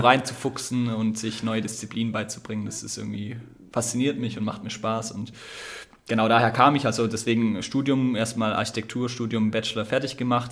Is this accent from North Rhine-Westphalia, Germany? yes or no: no; Ditzingen, Baden-Württemberg, Germany; moved away as an adult; now in Konstanz, Germany; Ich bin eigentlich aus der Nähe von Stuttgart.